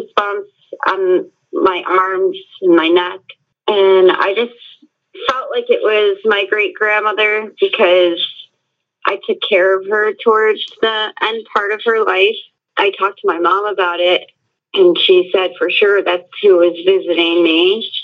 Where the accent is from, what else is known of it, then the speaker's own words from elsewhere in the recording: Rochester, New York, United States; now in Southwest Florida, United States; I'm from Rochester, New York, which is upstate New York, not New York City